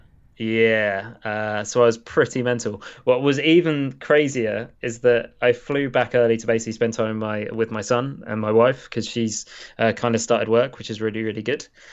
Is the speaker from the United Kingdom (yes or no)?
yes; England, United Kingdom; probably the lowest that I've ever felt as an Englishman